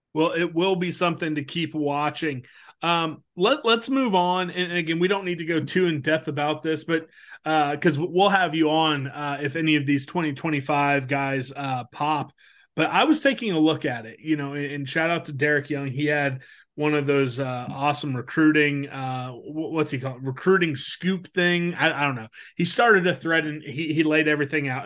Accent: Topeka, Kansas, United States; moved away as an adult; now in Shawnee, United States; I grew up in Topeka

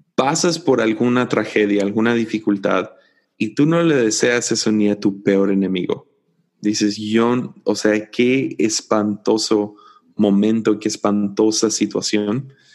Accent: Tepic, Nayarit, Mexico; soy el vato de Tepic

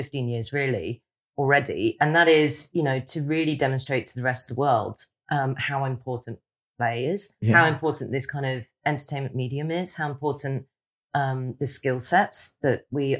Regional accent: Hong Kong; moved away; I grew up in Hong Kong

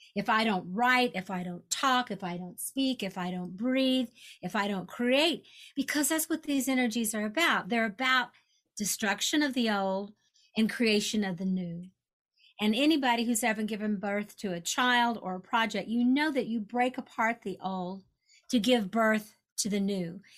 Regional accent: Kentucky, United States; I grew up in Kentucky, so I'm aware of the you know the uh, Derby

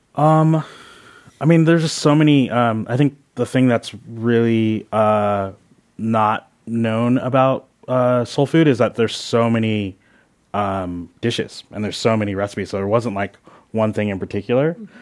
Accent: Philadelphia, Pennsylvania, United States; now in Oakland, United States; I was born in Philadelphia.

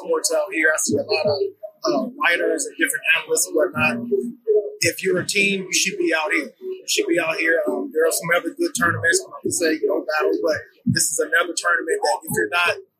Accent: New Orleans, Louisiana, United States; now in San Diego, United States; I'm from New Orleans.

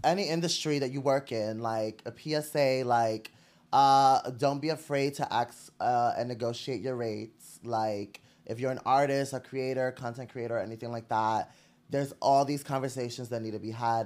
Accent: New York City, New York, United States; I was born and raised in Brooklyn

